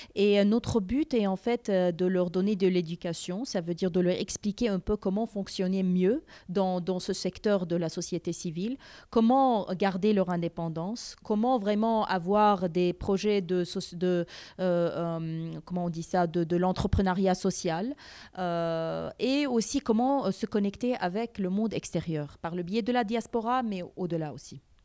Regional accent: Montreal, Quebec, Canada; moved away as an adult; also born or lived in Aleppo, Syria / Damascus, Syria / Middle East; now in Armenia; je suis née à Alep, vécu à Damas, et puis à l'âge de 8 ans, on est parti à Montréal avec toute notre famille. et après plusieurs années là-bas, bah, en faisant ma scolarité à Montréal

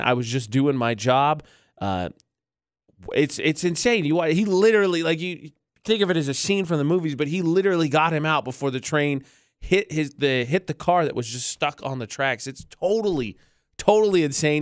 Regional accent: Indiana, United States; moved away as an adult; also born or lived in Las Cruces, New Mexico; now in Utah, United States; I'm from Indiana. I moved to New Mexico

